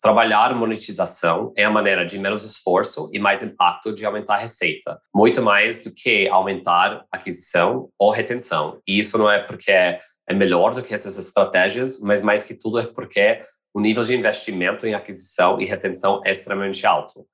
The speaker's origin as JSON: {"language": "Portuguese", "country": "United States", "moved": "yes", "lives_now": "Brazil", "said": "Sou americano"}